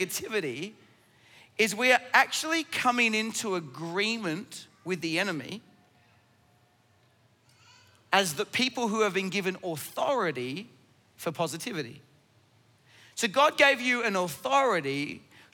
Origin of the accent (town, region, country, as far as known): Australia